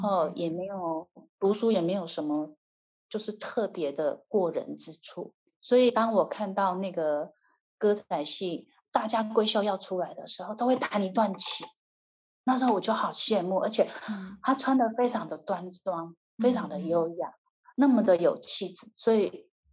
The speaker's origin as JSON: {"language": "Chinese", "country": "Taiwan", "said": "我们台湾人"}